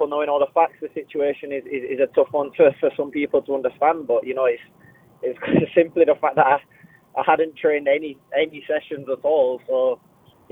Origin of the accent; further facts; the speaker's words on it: Scotland, United Kingdom; how passionate I am for Scotland and to be Scottish. And you know, if you met anyone in my family, you'd know that I didn't really have any choice about being Scottish.